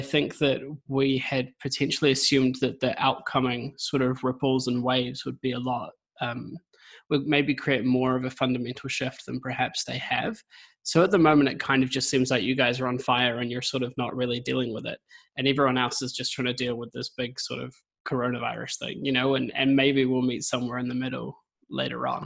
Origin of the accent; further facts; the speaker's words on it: New Zealand; now in United Kingdom; I'm a Kiwi. I'm in the UK at the moment.